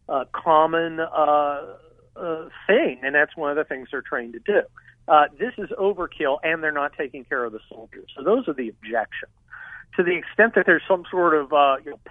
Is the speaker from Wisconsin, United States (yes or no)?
no; Los Angeles, California, United States; I'm from Los Angeles